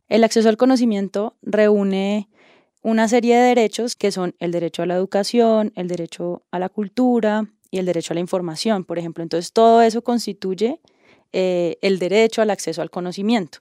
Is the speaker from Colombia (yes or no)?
yes; Cali, Valle del Cauca, Colombia; soy caleña, nací en el sur de Colombia, en Cali